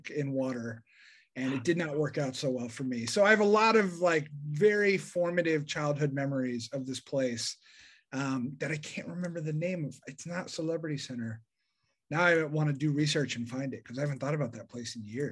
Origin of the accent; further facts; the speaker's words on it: Denver, Colorado, United States; I grew up in Denver, Colorado